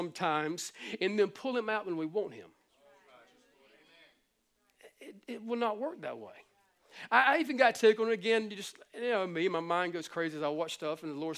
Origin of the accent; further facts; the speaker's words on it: the Bible Belt, the South, United States; we were born and raised in the Bible Belt, man, we're down here in the South